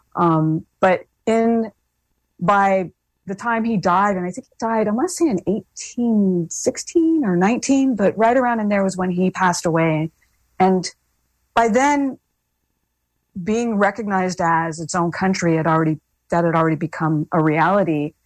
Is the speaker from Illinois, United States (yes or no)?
no; Hawaii, United States; being Hawaiian